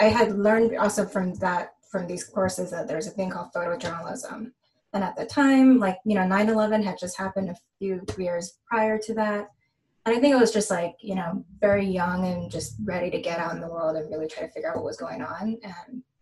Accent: San Gabriel Valley, California, United States; I grew up in the San Gabriel Valley, which is 10 minutes east of Los Angeles

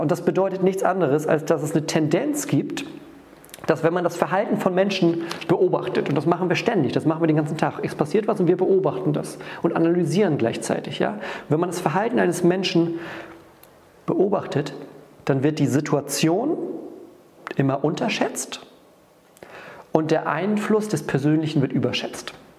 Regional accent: Northern Germany, Germany; wir gehen da ganz sutsche rein, so sagt man bei uns im Norden.

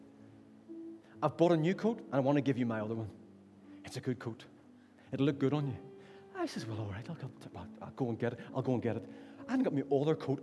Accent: Ballynahinch, Northern Ireland, United Kingdom; now in Derry, United Kingdom; So I'm from Ballinahinch.

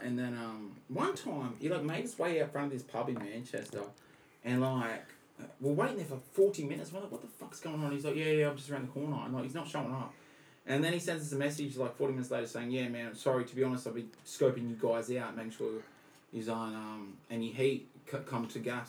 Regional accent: Australia; I'm over from Australia.

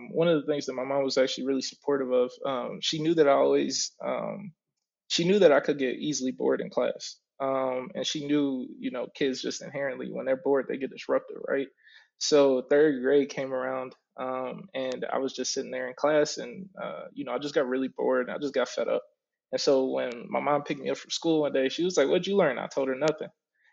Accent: Oak Park, Michigan, United States; also born or lived in Detroit, Michigan; I grew up right outside of it, but I was born and raised up until I was about five in Detroit. And after that, I moved to Oak Park

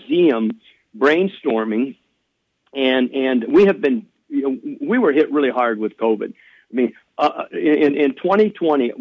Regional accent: Southeast Iowa, United States; grew up in Southeast Iowa

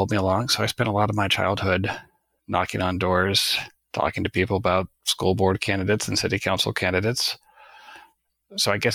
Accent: Nebraska, United States; I grew up in Nebraska in a relatively conservative Catholic household.

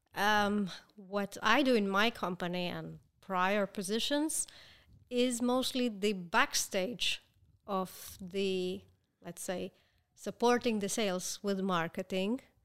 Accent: Israel; I was born here

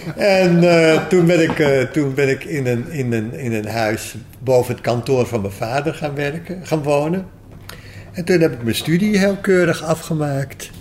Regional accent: Amstelveen, North Holland, Netherlands; also born or lived in Grenoble, France / Canada / Los Angeles, United States / Peru; toen ik eh, vrij jong was, acht jaar, ben ik in Amstelveen verhuisd. Daar ben ik naar lagere school gegaan

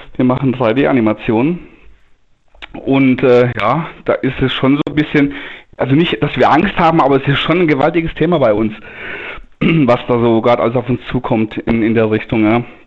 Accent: Denkingen, Baden-Württemberg, Germany; ich bin ich, aus Denkingen

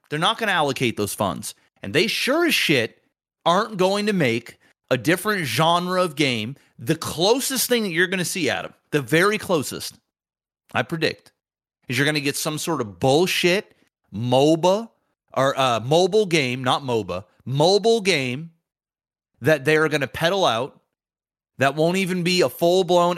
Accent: Canada; I'm not even from Detroit. Fucking Canadian

